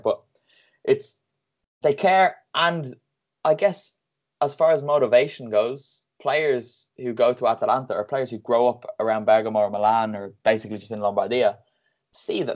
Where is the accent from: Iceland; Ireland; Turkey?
Ireland; Bray, Leinster; because I'm from Bray, so my local team, Bray Wanderers. I grew up going to those games